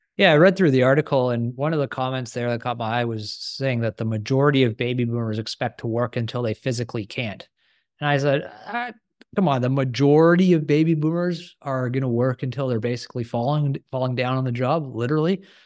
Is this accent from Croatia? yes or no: no; Canada; I'm a Canadian